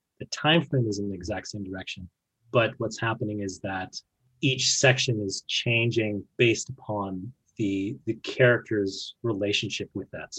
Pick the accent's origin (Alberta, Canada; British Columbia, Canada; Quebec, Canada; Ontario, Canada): Alberta, Canada; Fort McMurray; I was born in Fort McMurray